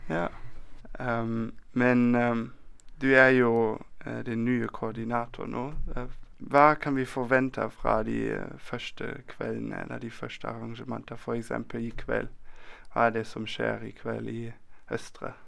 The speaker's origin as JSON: {"language": "Norwegian", "country": "Germany", "second_language": "Norwegian", "moved": "yes", "lives_now": "Bergen, Norway"}